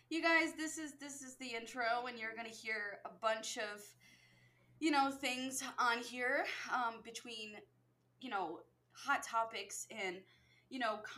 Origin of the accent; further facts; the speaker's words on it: Connecticut, United States; I'm from Connecticut